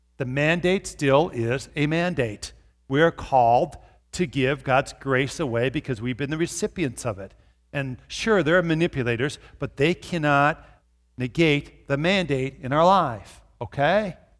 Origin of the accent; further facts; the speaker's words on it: Brooklyn Park, Minnesota, United States; now in Brookings, United States; I grew up in Brooklyn Park by the Twin Cities